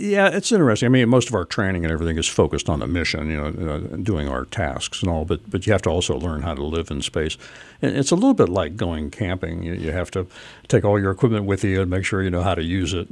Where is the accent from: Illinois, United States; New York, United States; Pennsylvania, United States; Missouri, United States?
Pennsylvania, United States; Pittsburgh; moved away as an adult; also born or lived in New Jersey; I grew up in Pittsburgh